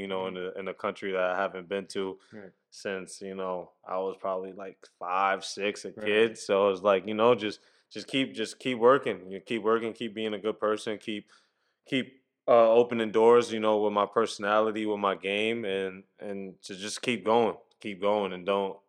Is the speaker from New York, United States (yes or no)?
yes; Queens, New York, United States; I'm from Queens, so St. John's is no more than 20 minutes from my house, you know.